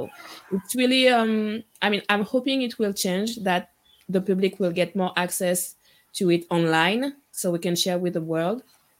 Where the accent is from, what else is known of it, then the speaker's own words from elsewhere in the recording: Guadeloupe; I'm from Guadeloupe.